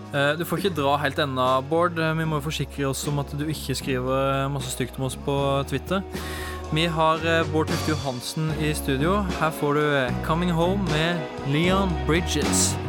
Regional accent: Arendal, Agder, Norway; jeg er jo fra Arendal, så jeg må nesten spørre Hvorfor valgte dere dialekta mi

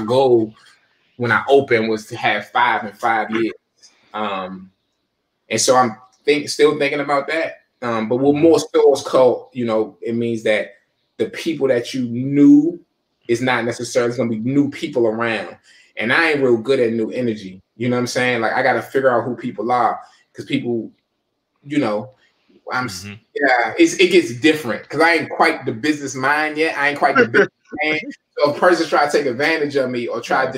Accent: Forestville, Maryland, United States; I'm from Fordsville, Prince George's County

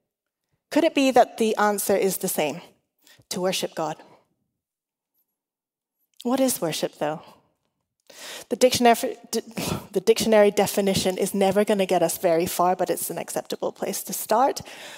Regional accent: Hong Kong; also born or lived in Australia / England; I was an international school kid. I'm Chinese and Welsh. I grew up in Hong Kong like Ben, but I didn't get to meet the Chases until just a couple of years ago. I grew up in Hong Kong, I've lived in Australia, England, and now I'm here.

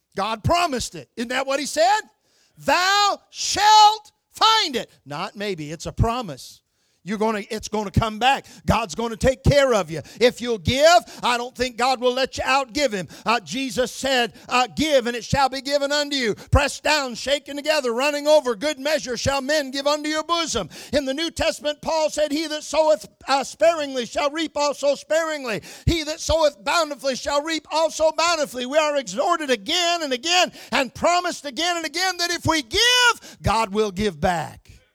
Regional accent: Michigan, United States; moved away; I was born and raised in Michigan

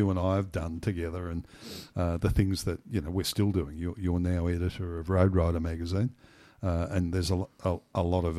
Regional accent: Griffith, New South Wales, Australia; born there; I was born in Griffith in 1951.

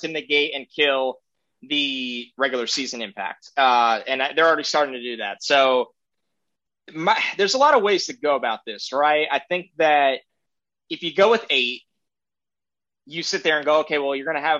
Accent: Northeast, United States; I'm from the Northeast. I live in the Northeast.

